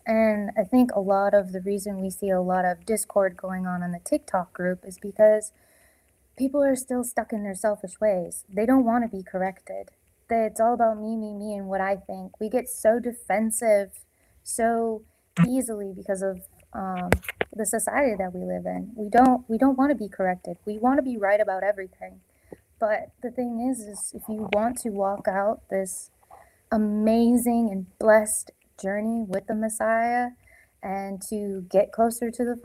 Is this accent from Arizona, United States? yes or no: no; North Dakota, United States; I'm originally from North Dakota